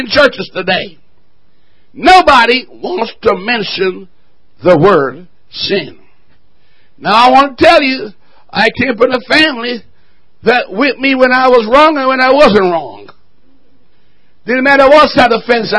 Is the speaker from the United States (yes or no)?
no; Jamaica; moved away